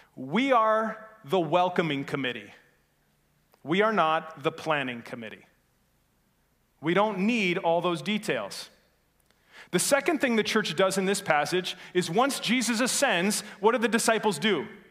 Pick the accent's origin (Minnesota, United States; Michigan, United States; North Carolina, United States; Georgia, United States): Michigan, United States; Norway; I'm from Norway originally, uh, Norway, Michigan, not Norway, the place overseas